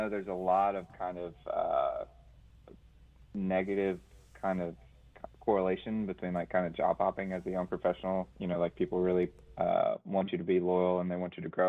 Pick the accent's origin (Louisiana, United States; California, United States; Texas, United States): Louisiana, United States; Hammond; moved away as an adult; now in Charlotte, United States; I grew up around Hammond, the Hammond area